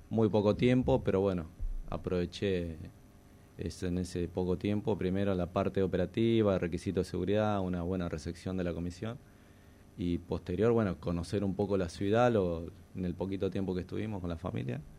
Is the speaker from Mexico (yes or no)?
no; Mar del Plata, Buenos Aires Province, Argentina; Venimos de la ciudad de Mar de, se me cruzaron